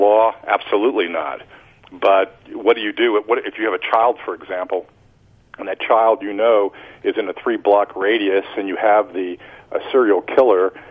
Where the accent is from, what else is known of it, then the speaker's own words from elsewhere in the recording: United States; as an American